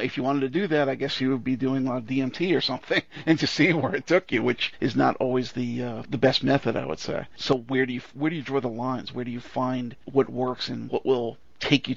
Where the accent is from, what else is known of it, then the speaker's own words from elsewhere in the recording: New York, United States; I'm a New Yorker